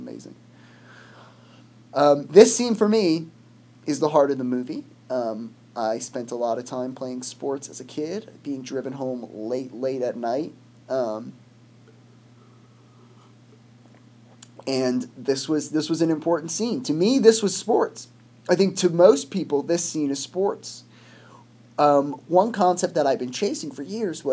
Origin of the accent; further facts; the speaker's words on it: United States; I'm from America